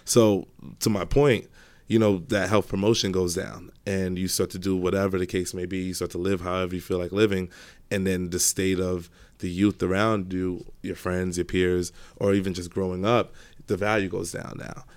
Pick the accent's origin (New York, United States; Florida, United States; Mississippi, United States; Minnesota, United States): New York, United States; New York City; so I grew up in Brooklyn, started in Brownsville, then we moved to Canarsie.